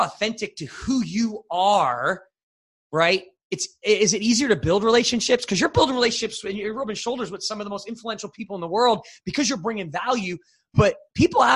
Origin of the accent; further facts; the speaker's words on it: New Jersey, United States; I'm from New Jersey originally